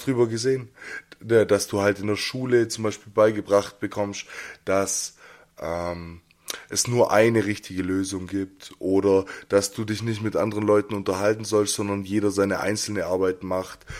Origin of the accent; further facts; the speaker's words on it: Jungingen, Baden-Württemberg, Germany; Als ich 14, 15 war, habe ich angefangen, bei uns in Jungingen ins Jugendzentrum zu gehen.